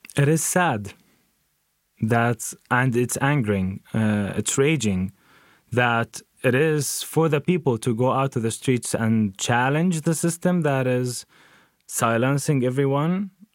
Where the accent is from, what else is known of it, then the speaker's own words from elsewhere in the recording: Jenin, West Bank, Palestine; moved away; also born or lived in Nazareth; was raised in Jenin, which is now in the occupied West Bank.